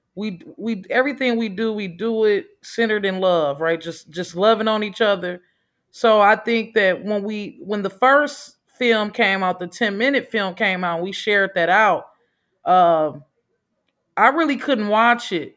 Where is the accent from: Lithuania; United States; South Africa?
United States; Milwaukee, Wisconsin; I'm from Metcalf Park. I'm from the block, right?